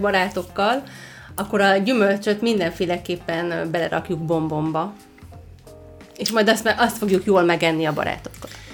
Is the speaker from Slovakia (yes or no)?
yes; Dunajská Streda, Trnava Region, Slovakia; Én ott is születtem